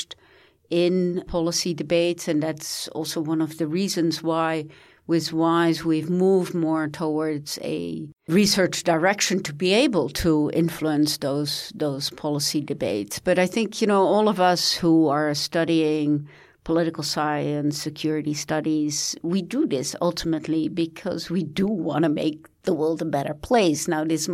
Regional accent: United States; I come from the United States. I live in Washington, D.C.

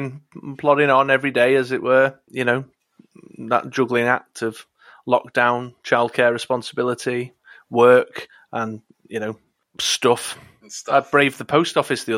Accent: United Kingdom

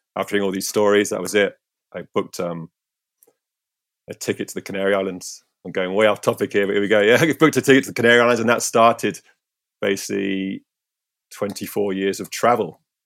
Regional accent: St Ives, South West England, United Kingdom; my hometown. I grew up here in Saint Ives

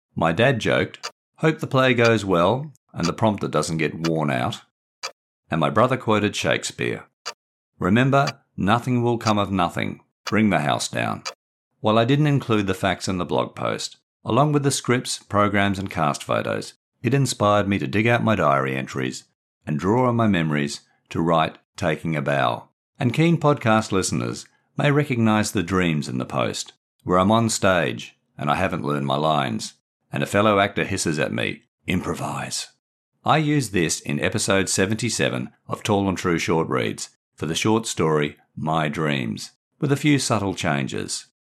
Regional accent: Australia; moved away as an adult; also born or lived in Brighton, England / Windsor, England; In nineteen ninety-six, I returned to Australia.

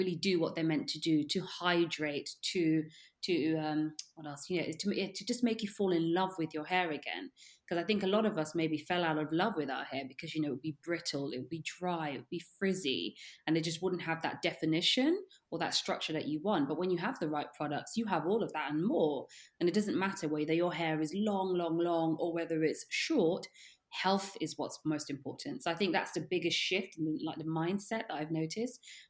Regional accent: St. Lucia; moved away; also born or lived in Netherlands; where I'm from, I mean, I was born in St. Lucia. So I went to school, was surrounded by people who looked like me.

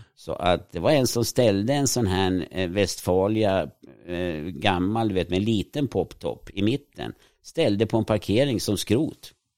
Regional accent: Sweden; jag växte upp i ett litet villaområde som var utanför stan

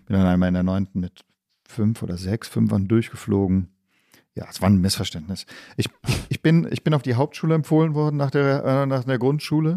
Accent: Stuttgart, Baden-Württemberg, Germany; moved away; also born or lived in Tübingen / Berlin; deswegen bin ich in Stuttgart aufgewachsen.

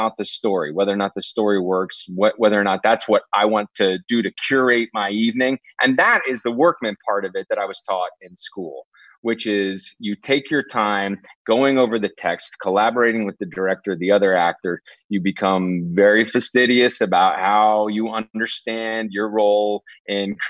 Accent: Dallas, Texas, United States; this was in Dallas

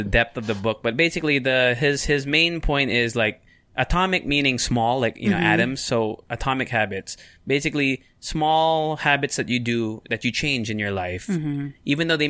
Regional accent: Japan; I grew up in Japan.

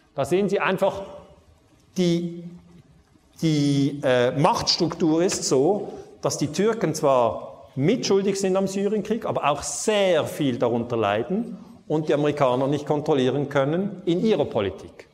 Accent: Switzerland; ich komme aus der Schweiz

